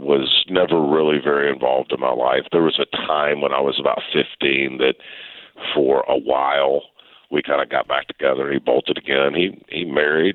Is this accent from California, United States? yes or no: no; Memphis, Tennessee, United States; I grew up in Memphis.